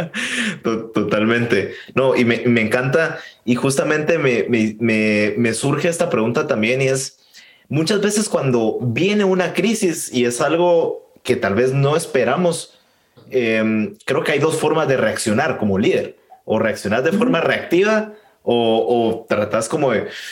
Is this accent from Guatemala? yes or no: yes; Guatemala; yo como guatemalteco